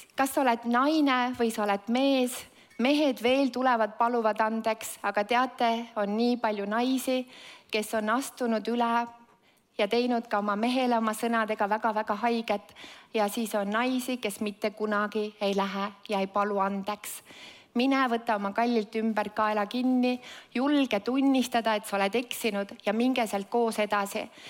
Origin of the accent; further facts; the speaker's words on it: Estonia; ma sündisin see Eestis